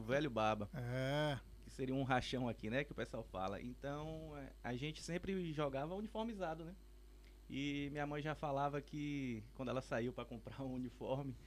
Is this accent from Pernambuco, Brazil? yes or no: no; Itabuna, Bahia, Brazil; now in Buerarema, Brazil; sou, sou da cidade de Itabuna, mas moro atualmente na, na cidadezinha vizinha chamada Buerarema